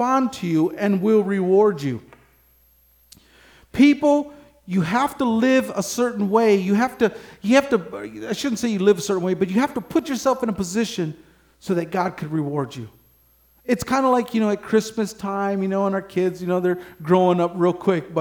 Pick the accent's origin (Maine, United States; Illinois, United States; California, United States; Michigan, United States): Michigan, United States; I'm from Michigan